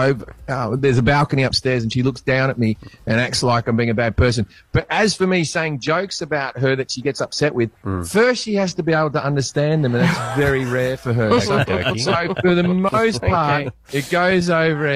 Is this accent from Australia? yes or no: yes; Australia; moved away as an adult; also born or lived in United Kingdom; now in United States; I'm Australian